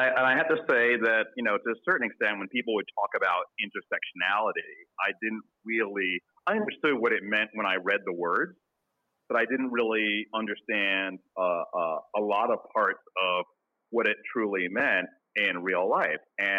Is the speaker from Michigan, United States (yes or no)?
no; Queens, New York, United States; So I grew up in New York.